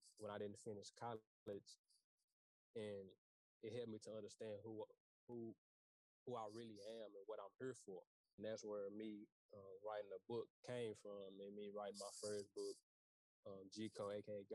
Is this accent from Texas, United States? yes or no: yes; Dallas, Texas, United States; I'm from Dallas, Texas